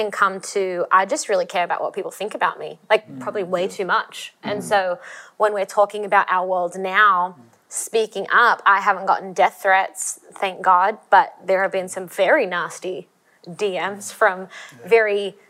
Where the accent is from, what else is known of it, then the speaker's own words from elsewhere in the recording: Australia; This is the reason I'm Australian.